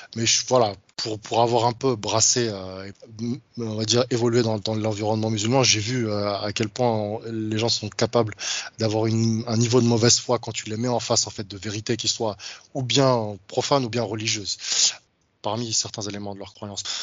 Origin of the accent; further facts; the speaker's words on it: France; je suis d'origine africaine, j'ai grandi en France